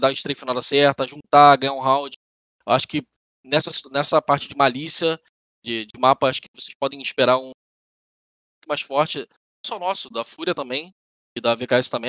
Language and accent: Portuguese; Brazil; sendo brasileiro